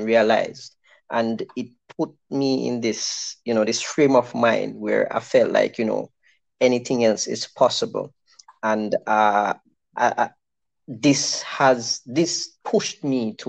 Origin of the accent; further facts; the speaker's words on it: Westmoreland, Jamaica; I grew up in Maras Lane in Westmoreland